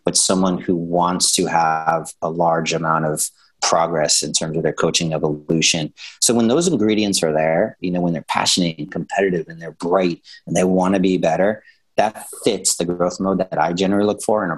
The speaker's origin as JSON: {"language": "English", "town": "New York City", "region": "New York", "country": "United States", "said": "I'm from New York and Brooklyn and everything."}